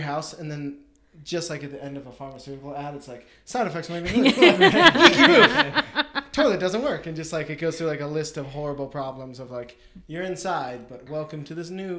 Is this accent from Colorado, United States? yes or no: yes; Colorado, United States; think it's because I'm from Colorado. Like, I'm so used to 300 days of really beautiful sunshine